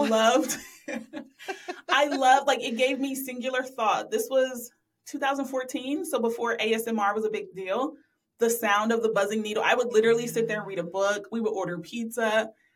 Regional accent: Columbus, Ohio, United States; I'm from Columbus, live in Columbus now.

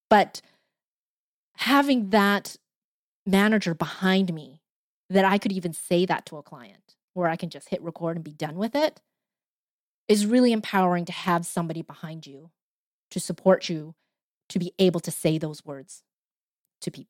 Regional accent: Canada; I didn't want to be Chinese. I kept saying that, oh, I'm Canadian. I am so Canadian.

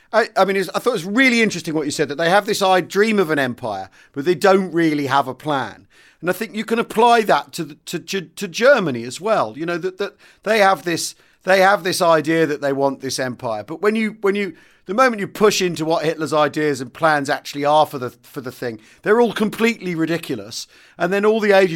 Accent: United Kingdom; growing up in Britain, you know, in the 70s and 80s, as I did

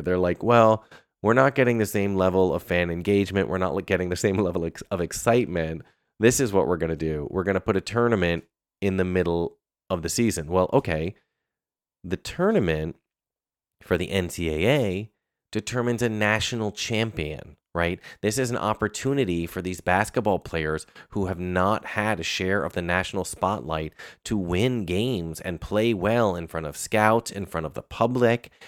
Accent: Northeast, United States; moved away; also born or lived in Michigan; I grew up in the Northeast

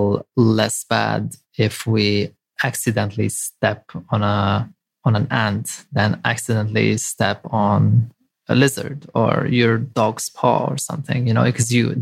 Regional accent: Lebanon; moved away; I grew up in Lebanon.

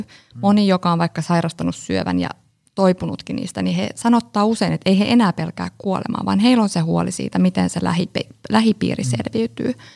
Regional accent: Espoo, Uusimaa, Finland; also born or lived in Joensuu; Tulen Espoosta.

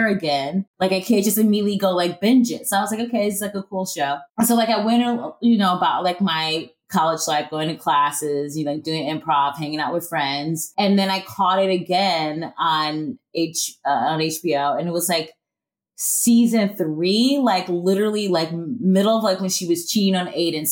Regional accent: Cleveland, Ohio, United States; moved away as an adult; now in New York, United States; I grew up in Ohio, Cleveland.

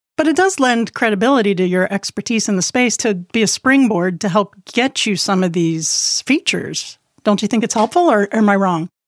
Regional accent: Key West, Florida, United States; I was born in Key West

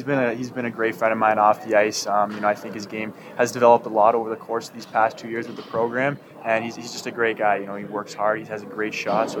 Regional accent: Arizona, United States; growing up in Arizona, that's where I kind of started hockey

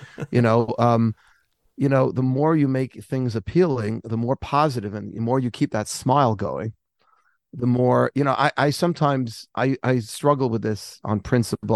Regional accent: United States; I'm an American Jew

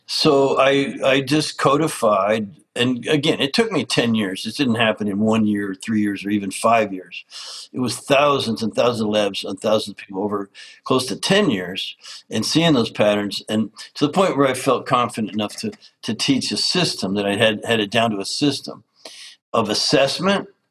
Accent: Canada; I grew up in Canada as an outdoors lover.

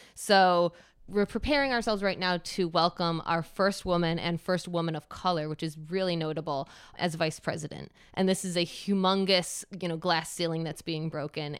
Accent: Michigan, United States; moved away as an adult; also born or lived in New York; born and raised in Michigan, and then I moved to New York and lived in New York for over 15 years and just recently moved back to Michigan.

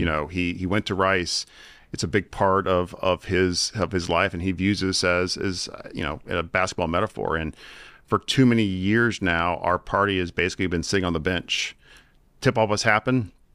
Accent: Virginia, United States; I'm from Virginia.

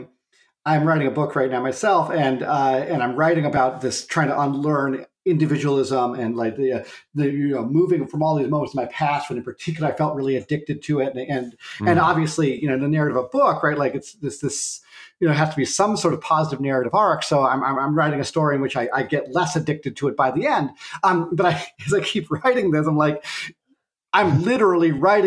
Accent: Clancy, Montana, United States; I grew up outside Clancy, Montana, in a gulch called Lump Gulch.

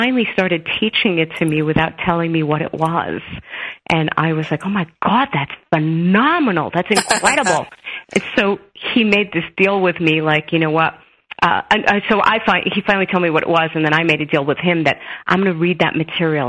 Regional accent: New York City, New York, United States; born or raised there

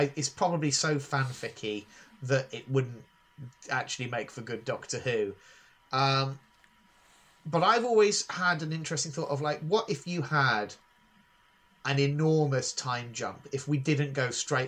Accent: Northamptonshire, East Midlands, United Kingdom; I grew up in Northamptonshire in the mid-1990s.

